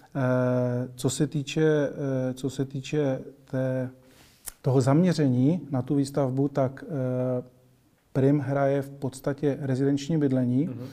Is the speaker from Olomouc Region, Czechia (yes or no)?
no; Moravian-Silesian Region, Czechia; moved away as an adult; also born or lived in Prague; já teda jsem původem eh, taky ze Severní Moravy